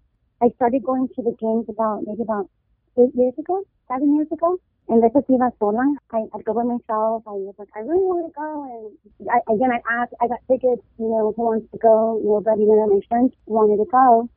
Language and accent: English; Southern California, United States; also born or lived in Michoacán, Mexico; I was born in Mexico. I was born in Michoacán, raised in Southern California. My mom's from Jalisco